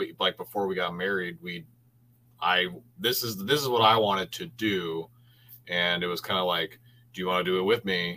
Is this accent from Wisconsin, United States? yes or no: yes; Wisconsin, United States; moved away as an adult; also born or lived in Florida; now in North Dakota, United States; I was actually born in Florida, and then I lived there for like 5 years. And then my mom is originally from Wisconsin. So when I was five, okay, we moved back to Wisconsin. And then I lived there until 2015 and then moved to North Dakota